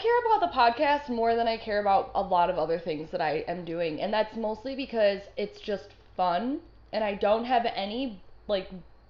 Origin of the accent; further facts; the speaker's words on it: Netherlands; I am from the Netherlands, Margie.